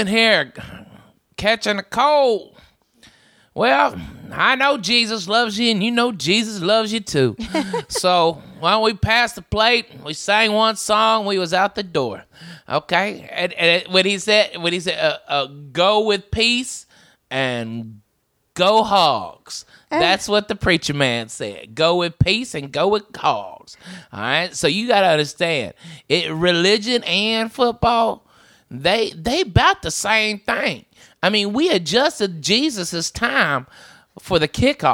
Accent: Arkansas, United States; Growing up in Arkansas

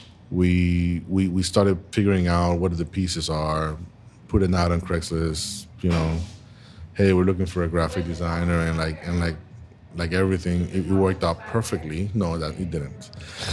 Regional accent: Panama; moved away as an adult; now in Tampa, United States; I was born and raised in Panama

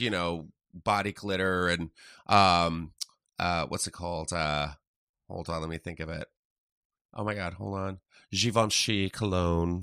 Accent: San Antonio, Texas, United States; moved away as an adult; also born or lived in Tennessee; now in Los Angeles, United States; I was in Texas from, like, third grade until on

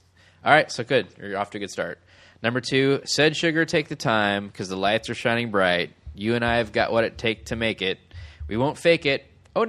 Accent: Davis, California, United States; I grew up in Davis.

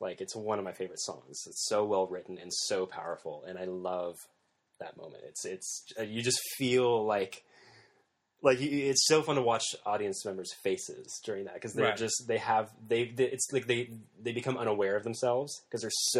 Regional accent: Illinois, United States; Southern Illinois.

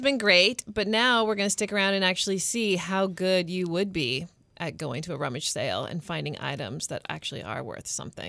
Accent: Bartlesville, Oklahoma, United States; I grew up in Bartlesville, Oklahoma.

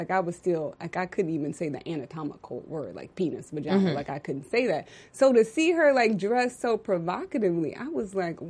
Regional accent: Texas, United States; I'm from Texas. That's what we say.

